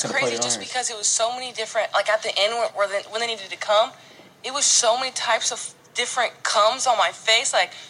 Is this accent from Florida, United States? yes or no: no; Indiana, United States; I'm from Indiana, and literally just fuck everybody.